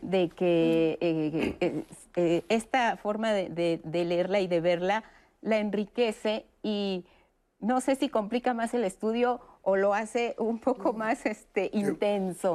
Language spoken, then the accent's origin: Spanish; Mexico; nosotros como, como mexicanos